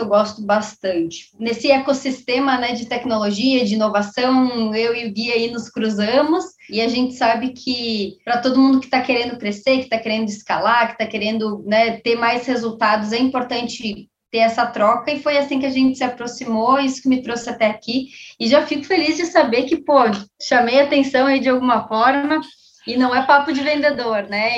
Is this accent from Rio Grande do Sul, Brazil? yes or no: yes; Caxias do Sul, Rio Grande do Sul, Brazil; sou gaúcha, sou de Caxu, Rio Grande do Sul